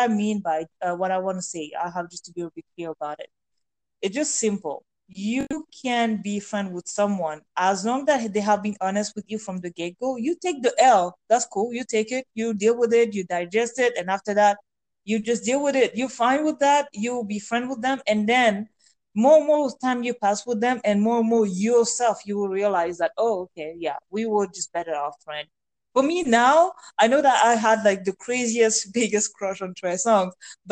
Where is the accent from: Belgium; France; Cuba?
France; English is a second language; moved away as an adult; friends that I grew up with back in France